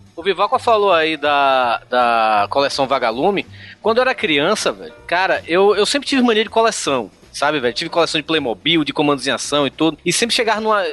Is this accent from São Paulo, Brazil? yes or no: no; Salvador, Bahia, Brazil; eu cresci na Bahia, né? Eu, na, eu nasci em Salvador, vivi aqui durante 25 anos